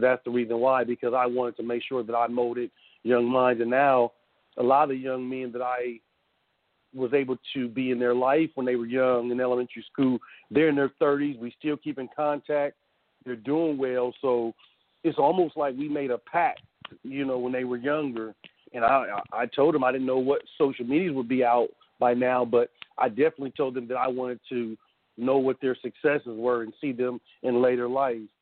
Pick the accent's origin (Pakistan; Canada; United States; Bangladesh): United States; Columbus, Ohio; born and raised in Columbus